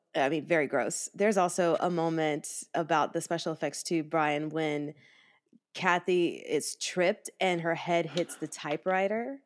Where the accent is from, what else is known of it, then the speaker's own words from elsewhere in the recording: the South, United States; I'm from the South